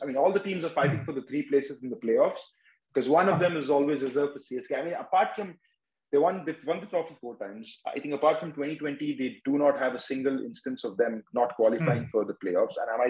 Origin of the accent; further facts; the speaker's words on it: Mumbai, Maharashtra, India; I'm from Mumbai, so, you know, I mean, there's always been Mumbai.